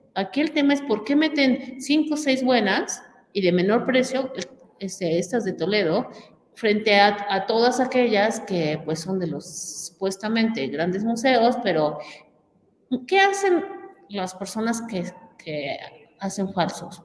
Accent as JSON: {"language": "Spanish", "country": "Mexico", "said": "lo que somos los mexicanos, creativos, artistas de nivel mundial"}